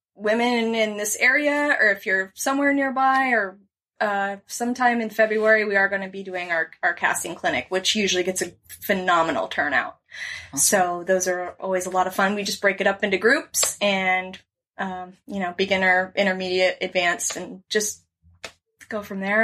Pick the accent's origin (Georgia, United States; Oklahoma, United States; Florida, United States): Florida, United States; Naples; I grew up in Naples on the water here